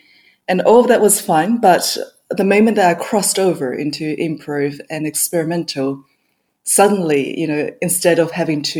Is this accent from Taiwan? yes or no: yes; Kaohsiung, Taiwan; also born or lived in New Zealand / Australia; now in London, United Kingdom; I was born in Kaohsiung in Taiwan, and it's kind of like a port city down south. And throughout my childhood, I grew up in Taiwan, in New Zealand, and in Australia as well. So I'm Australian in the end.